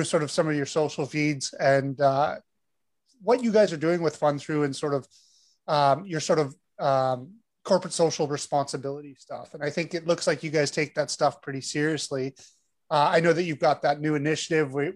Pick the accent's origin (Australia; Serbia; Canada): Canada; Toronto, Ontario; we're both from Toronto, and I think we're very lucky to live in this city where it really is a very multicultural city, and we just grow up knowing that's just our norm